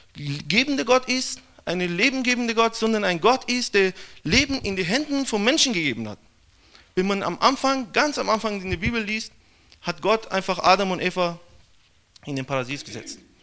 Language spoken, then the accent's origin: German; Iran; German is a second language; now in Brazil; ich komme aus dem Iran